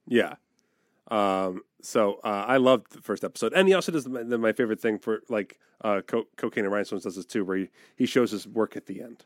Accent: East Coast, United States; moved away; I grew up on the East Coast

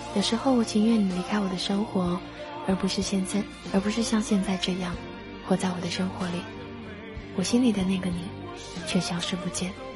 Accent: the South, southern China, China; 身为一个南方人，二十几年都没有见过雪

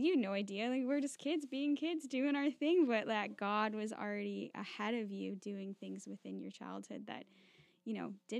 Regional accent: Ontario, Canada; my hometown where I grew up

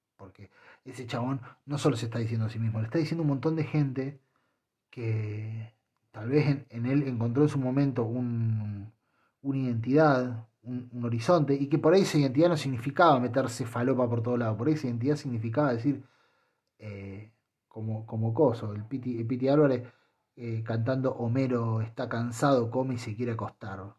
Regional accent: Argentina; Yo soy argentino y estoy orgullosísimo de serlo

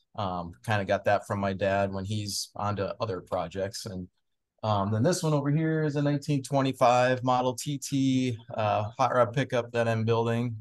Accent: Anoka, Minnesota, United States; also born or lived in Moorhead, Minnesota; growing up in Anoka

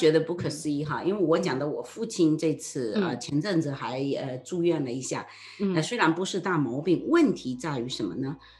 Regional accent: China; 租的房在我们中国人传统中，租的房子你怎么会去装修呢？

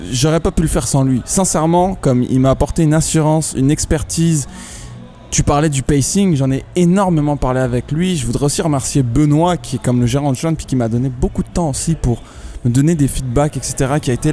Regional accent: Canada; Puis pour moi, genre, je devais supporter cette équipe parce que c'est mon chez moi au Canada.

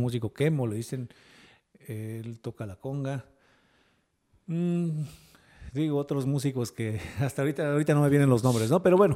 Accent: Oaxaca, Mexico; also born or lived in Veracruz; Pero pues mi padre, como te repito, él era músico, se vino a vivir a Oaxaca y pues con él nos trajo, teniendo yo cuatro años

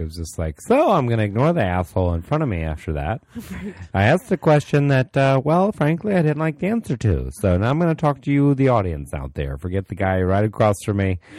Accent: Florida, United States; I'm from Florida.

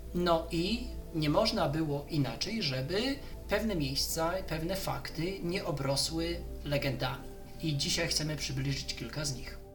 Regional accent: Skierniewice, Łódź Voivodeship, Poland; moved away; generalnie stamtąd wyszedłem, stamtąd wyrosłem

